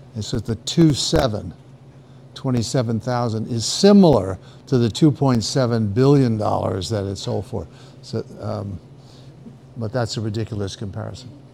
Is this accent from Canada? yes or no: no; New York, United States; moved away as an adult; now in Austin, United States; I'm from New York.